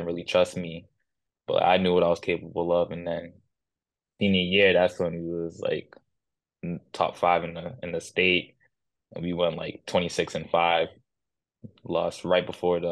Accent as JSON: {"language": "English", "town": "Brockton", "region": "Massachusetts", "country": "United States", "tie": "born or raised there", "moved": "as an adult", "lives_now": "Poland", "said": "Brockton born and raised"}